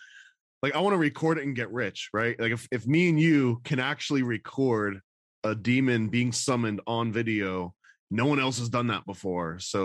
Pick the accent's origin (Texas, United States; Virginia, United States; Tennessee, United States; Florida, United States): Florida, United States; also born or lived in upstate New York; And I moved from upstate New York to Florida around the same thing, 7 or 8.